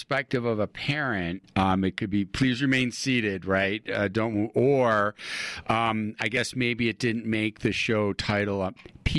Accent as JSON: {"language": "English", "town": "Buffalo", "region": "New York", "country": "United States", "moved": "as an adult", "lives_now": "Utah, United States", "said": "I am originally from Western New York, Buffalo, New York, and I came out to Utah to go to college, and just fell in love with it."}